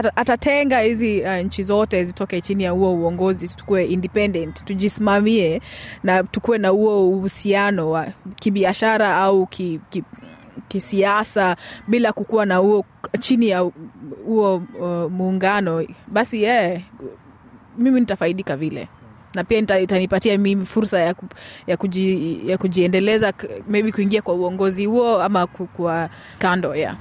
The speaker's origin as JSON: {"language": "Swahili", "country": "Kenya", "moved": "yes", "lives_now": "Australia", "said": "nimetoka kenya"}